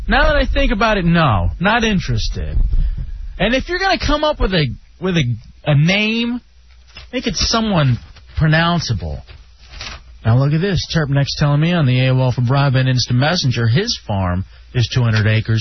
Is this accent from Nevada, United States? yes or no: no; Texas, United States; I'm from Texas.